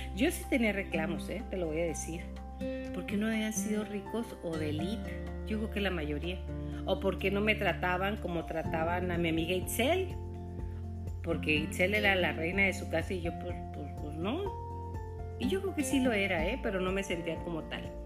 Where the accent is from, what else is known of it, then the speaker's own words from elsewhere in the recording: Chihuahua, Mexico; para aquellas personas que somos de Chihuahua